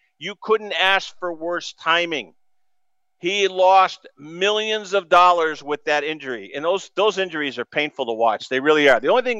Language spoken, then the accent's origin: English; New England, United States; I remember growing up in New England